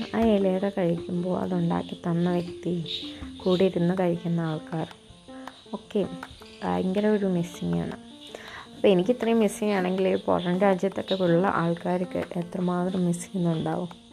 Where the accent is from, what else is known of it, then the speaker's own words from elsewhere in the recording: Kerala, India; ഞാനിപ്പോൾ കേരളത്തിൽ തന്നെയുള്ള എൻ്റെ സ്വന്തം ഞാൻ ജനിച്ചു വളർന്ന വീട്ടിലല്ല